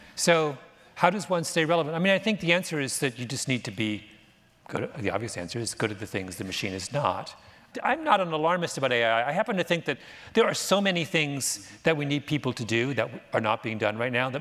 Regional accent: Canada; moved away; I'm Canadian

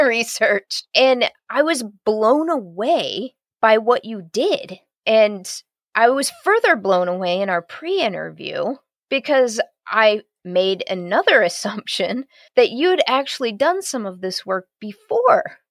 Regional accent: Columbus, Ohio, United States; My hometown is Columbus, Ohio

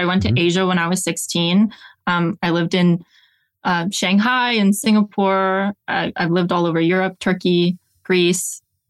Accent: Collingwood, Ontario, Canada; I'm calling you from my hometown of Collingwood, Ontario, Canada. So I'm Canadian.

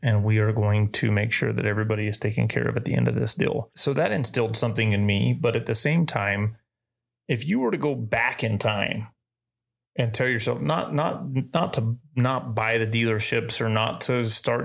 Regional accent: Spring City, Tennessee, United States; growing up in Tennessee, growing up in Spring City, Tennessee

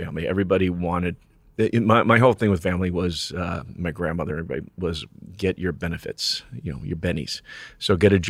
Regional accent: New York, United States; born there; I was born in New York, but went to college in New Mexico, University of New Mexico.

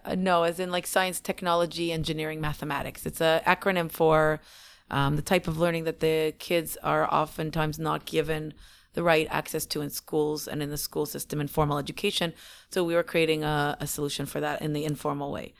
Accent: Canada; moved away as an adult; also born or lived in Israel; we're so many generations Canadian

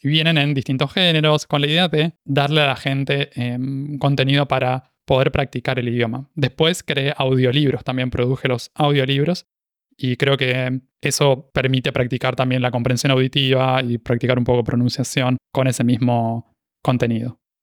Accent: Buenos Aires, Argentina; accent: rioplatense; first language Spanish; moved away as an adult; now in Montevideo, Uruguay; nací en Buenos Aires, Argentina, y soy originalmente de Argentina

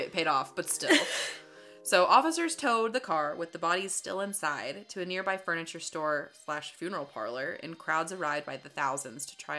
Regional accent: Grapevine, Texas, United States; I was born near Grapevine, Texas, by the way.

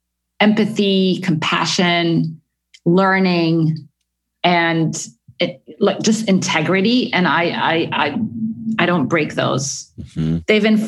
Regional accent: Egypt; also born or lived in Middle East; it follows my journey growing up in the Middle East as a nice Egyptian girl

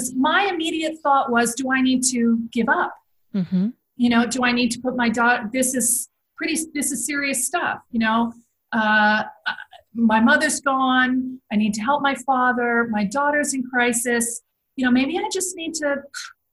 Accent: United States; moved away as an adult; now in Netherlands; as an American

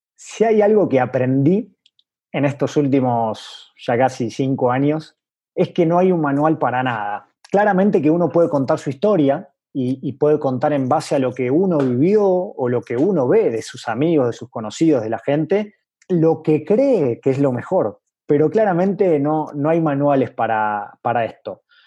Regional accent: Venado Tuerto, Santa Fe, Argentina; moved away as an adult; also born or lived in Córdoba, Argentina / Buenos Aires, Argentina / Basque Country, Spain / Paris, France; now in Mexico City, Mexico; mi ciudad natal, que como bien dijiste es eh, Venado Tuerto

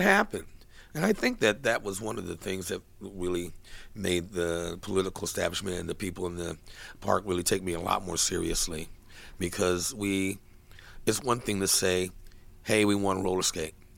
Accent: Kansas City, Missouri, United States; now in San Francisco, United States; I was born in Kansas City

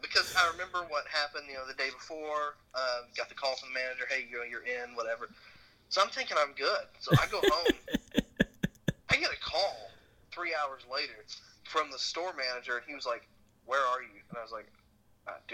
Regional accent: United States; I'm American

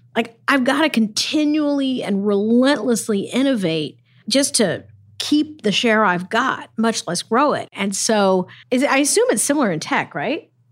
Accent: Texas, United States; now in Los Angeles, United States; my home state

